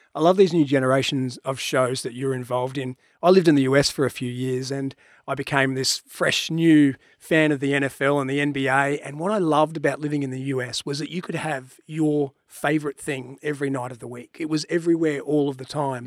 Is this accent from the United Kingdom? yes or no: no; Queensland, Australia; I'm a Queenslander